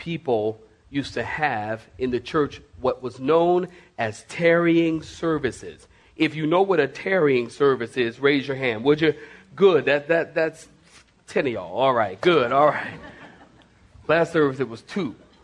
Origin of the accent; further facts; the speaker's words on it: Philadelphia, Pennsylvania, United States; I was born and raised in Philadelphia.